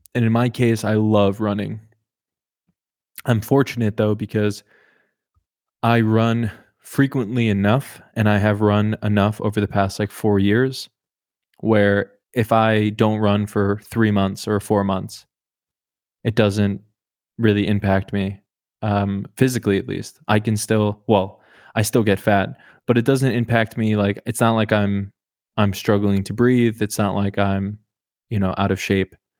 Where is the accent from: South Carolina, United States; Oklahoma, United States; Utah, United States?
Oklahoma, United States; I was born in the state above Texas